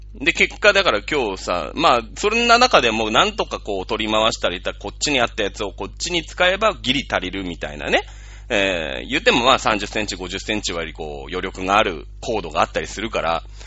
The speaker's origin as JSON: {"language": "Japanese", "country": "Japan", "said": "日本人ってさ、まあ僕も含めてだけど"}